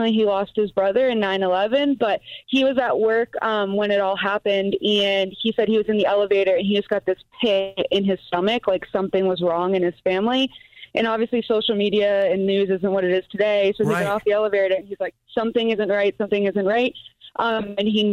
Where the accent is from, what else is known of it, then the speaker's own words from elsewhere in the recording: Boston, Massachusetts, United States; moved away; I'm from Boston, Massachusetts. So my family lives there